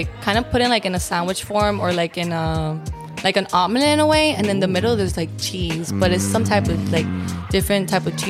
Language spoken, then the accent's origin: English; Miami, Florida, United States; accent: Miami accent; moved away as an adult; now in Tampa, United States; I was born and raised in Miami. I come from a Hispanic household. My parents are from Venezuela.